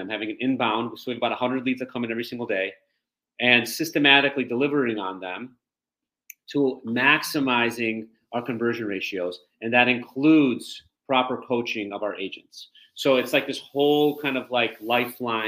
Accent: Detroit, Michigan, United States; moved away as an adult; also born or lived in East Lansing, Michigan; now in Chicago, United States; I'm from the Detroit area originally

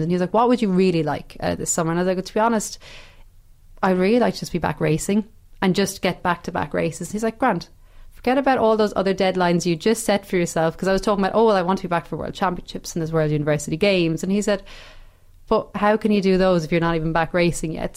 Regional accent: Ireland; moved away; being Irish over there

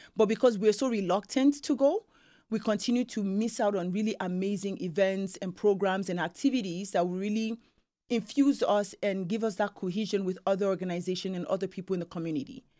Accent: Nigeria; now in Canada; being Nigerian

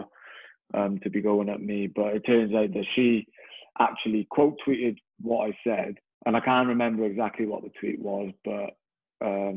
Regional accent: Newport, Wales, United Kingdom; I grew up in a city in Newport

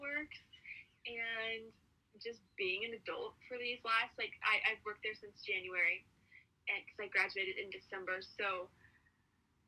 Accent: Tri-Cities, Washington, United States; also born or lived in Spokane; I am from the Tri-Cities. That's where I met Madison. We went to high school together

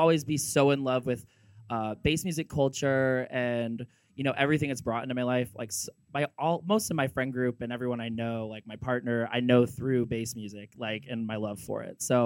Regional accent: Northern Michigan, United States; I'm from Northern Michigan

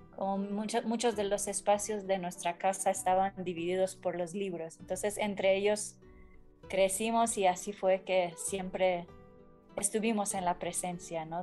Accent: Tehran, Tehran Province, Iran; Spanish is a second language; moved away as an adult; also born or lived in Kermanshah, Iran; yo nací em, en Irán, en la ciudad de Kermanshah, al oeste. Entonces eh, ahí viví eh, más adelante en Teherán, 23 eh, años de mi vida.

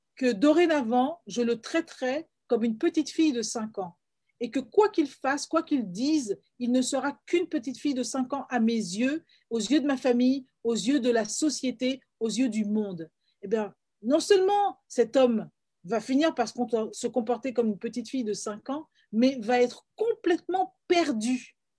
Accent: Paris, Île-de-France, France; moved away as an adult; also born or lived in Florida, United States / England / Canada; now in Toronto, Canada; moi qui suis guadeloupéenne, je suis née à Paris, j'ai grandi à Paris et j'ai vécu aux États-Unis

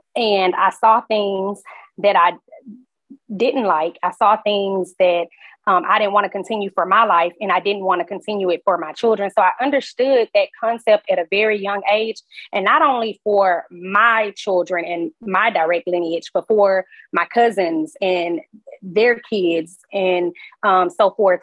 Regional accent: Houston, Texas, United States; grew up in Sunnyside

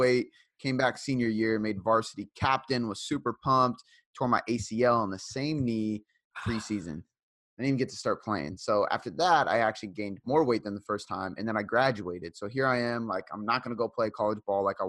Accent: Seattle, Washington, United States; also born or lived in Fife, Washington; I am from Seattle, Washington, so born and raised

